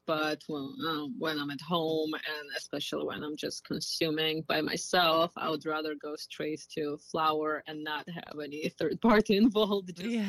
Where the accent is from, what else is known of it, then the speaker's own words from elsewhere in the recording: Georgia; now in United States; Country of Georgia. Okay. It's Eastern Europe, next to Turkey and under Russia.